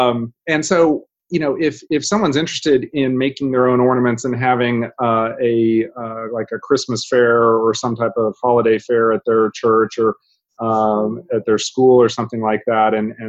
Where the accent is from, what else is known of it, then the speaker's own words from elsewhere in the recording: Japan; born there; So she was born and raised in Japan, first generation immigrant. I was born in Japan myself